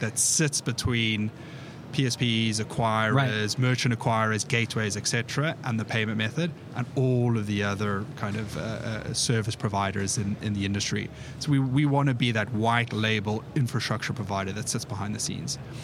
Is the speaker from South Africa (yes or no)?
yes; South Africa; moved away as an adult; now in United Kingdom; I'm originally from South Africa, uh, born and bred there, moved over to the UK 11 years ago.